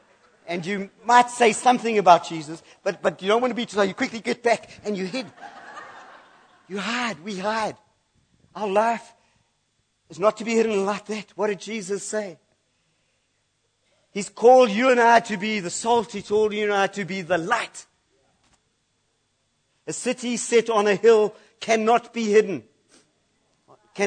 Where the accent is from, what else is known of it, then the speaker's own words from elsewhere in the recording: United Kingdom; I'm British